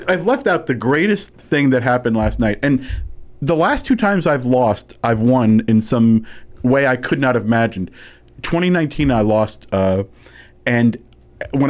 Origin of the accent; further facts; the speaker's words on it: Tenafly, New Jersey, United States; I'm also from Tenafly, New Jersey